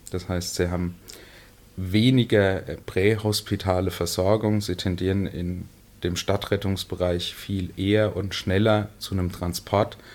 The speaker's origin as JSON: {"language": "German", "town": "Erlenbach am Main", "region": "Bavaria", "country": "Germany", "tie": "born or raised there", "said": "Ich komme aus dem Landkreis Miltenberg, bin 34 Jahre alt"}